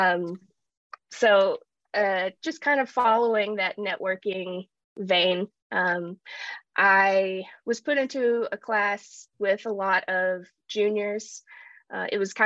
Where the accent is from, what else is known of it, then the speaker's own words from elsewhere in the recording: Appalachian Mountains, United States; growing up in the Appalachian Mountains